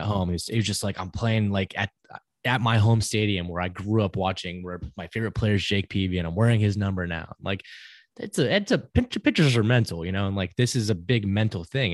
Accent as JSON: {"language": "English", "town": "Georgetown", "region": "Texas", "country": "United States", "tie": "born or raised there", "said": "the kid growing up in Georgetown"}